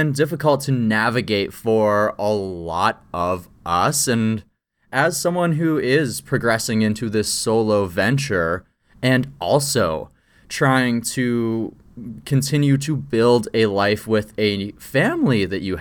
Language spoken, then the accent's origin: English; small town Saskatchewan, Canada; I also come from small town Saskatchewan, and my always thing was like, look, I come from a farm